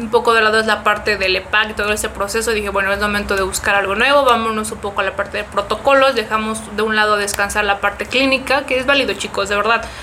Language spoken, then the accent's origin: Spanish; Mexico City, Mexico; La MEMF, soy de Ciudad de México.